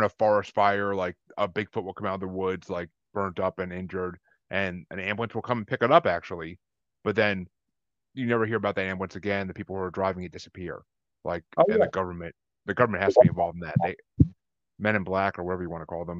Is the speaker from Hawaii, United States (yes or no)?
no; Kingston, New York, United States; moved away; I grew up in Kingston, New York, like 2.5 hours north